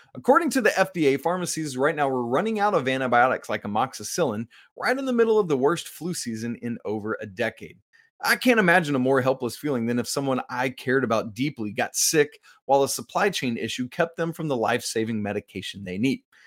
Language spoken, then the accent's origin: English; Atlanta, Georgia, United States; moved away; I'm an Atlanta boy. I grew up on the south side of Atlanta